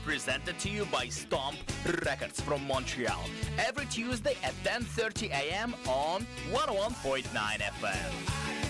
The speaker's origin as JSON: {"language": "English", "country": "Russia", "moved": "yes", "lives_now": "Vancouver, Canada", "said": "I come from Russia, and I am an immigrant punk"}